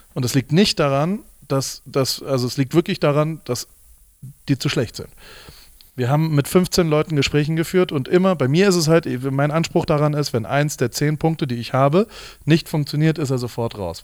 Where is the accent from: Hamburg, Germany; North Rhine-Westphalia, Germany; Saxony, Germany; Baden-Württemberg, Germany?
Baden-Württemberg, Germany; Heidelberg; ich bin in Heidelberg aufgewachsen